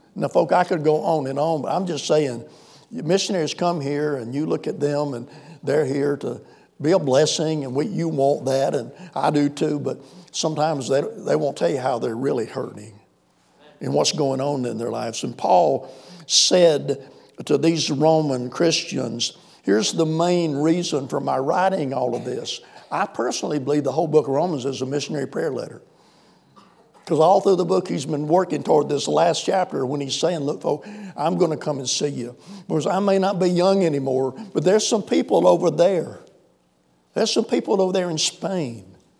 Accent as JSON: {"language": "English", "region": "South Carolina", "country": "United States", "tie": "born or raised there", "also_born_or_lived": "Sahara", "accent": "Southern", "moved": "as an adult", "said": "we grew up out here in South Carolina, so I cultivate this Southern accent"}